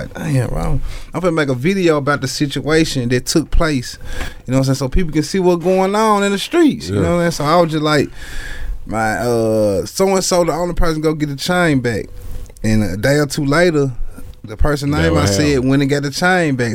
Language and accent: English; Memphis, Tennessee, United States; I'm from South Memphis